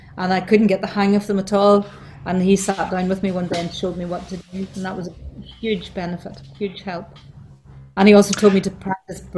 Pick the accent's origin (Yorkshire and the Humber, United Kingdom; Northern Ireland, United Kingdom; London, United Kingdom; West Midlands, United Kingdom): Northern Ireland, United Kingdom; County Down; moved away as an adult; also born or lived in Belfast; now in Dublin, Ireland; I moved to Belfast from County Down when I got married in 1977.